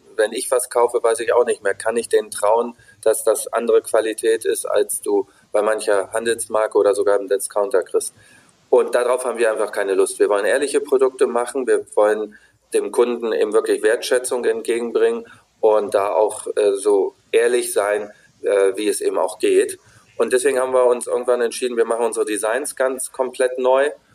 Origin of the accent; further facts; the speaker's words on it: Wolfsburg, Lower Saxony, Germany; ich bin in Wolfsburg groß geworden